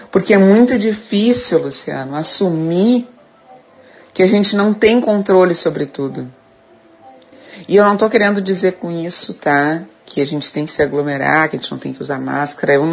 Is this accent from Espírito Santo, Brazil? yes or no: no; Rio Grande do Sul, Brazil; Eu sou gaúcha, moro em Porto Alegre